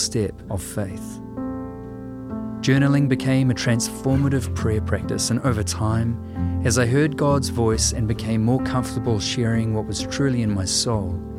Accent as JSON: {"language": "English", "country": "New Zealand"}